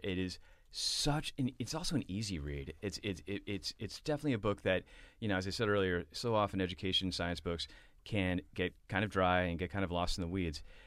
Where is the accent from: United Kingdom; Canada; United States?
United States; Boston, Massachusetts; back from London to Boston, where I grew up.